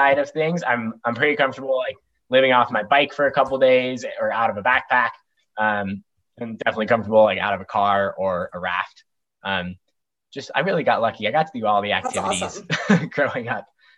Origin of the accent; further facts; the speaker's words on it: Durango, Colorado, United States; now in Bozeman, United States; I grew up in Colorado